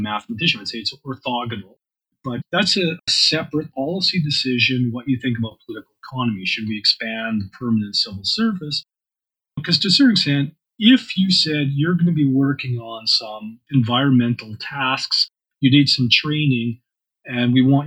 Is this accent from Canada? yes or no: yes; Canadian Prairies, Canada; I'm a Canadian prairie populist